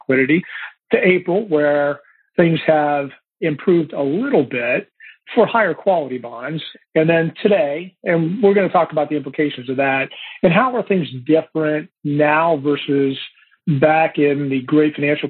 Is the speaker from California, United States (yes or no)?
no; Ohio, United States; I grew up in Ohio